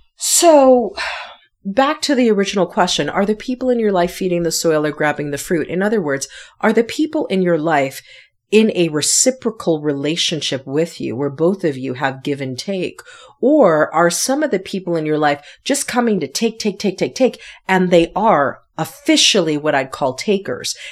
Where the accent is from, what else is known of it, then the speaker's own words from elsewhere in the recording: Connecticut, United States; moved away; also born or lived in New York City; I am from the East Coast. I'm originally from Connecticut